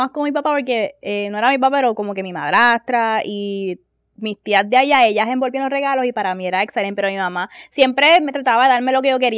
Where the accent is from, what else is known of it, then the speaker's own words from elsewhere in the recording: Puerto Rico; Nosotras somos caribeñas y ustedes saben que para algunos de ustedes ya las navidades se acabaron, pero en P fucking R